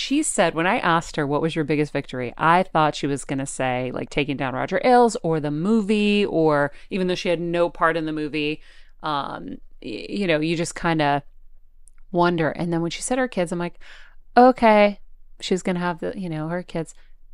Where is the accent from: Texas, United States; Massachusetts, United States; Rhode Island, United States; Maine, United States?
Massachusetts, United States; Boston; I'm a Boston girl. I potty had. My accent.